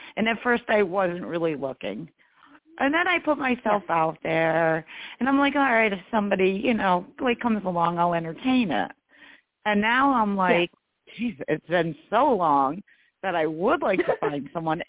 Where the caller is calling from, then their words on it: New York, United States; I'm in New York State.